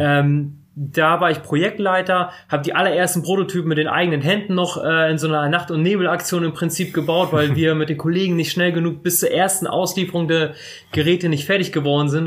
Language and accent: German; Bremerhaven, Bremen, Germany; moved away as an adult; also ich bin mit zwei Jahren nach Deutschland gekommen und dann direkt nach Bremerhaven. In Bremerhaven aufgewachsen